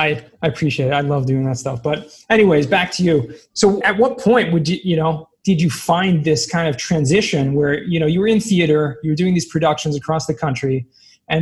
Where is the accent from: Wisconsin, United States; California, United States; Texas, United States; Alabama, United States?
California, United States; Southern; I grew up in Southern California